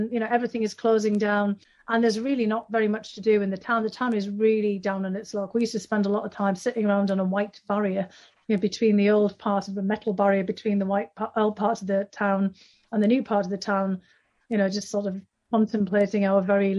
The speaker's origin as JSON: {"language": "English", "region": "North East England", "country": "United Kingdom", "tie": "born or raised there", "said": "this is the period, very sadly, of the decline of all the industry in the northeast of England. I mean, the northeast was the big powerhouse, coal mining and shipbuilding"}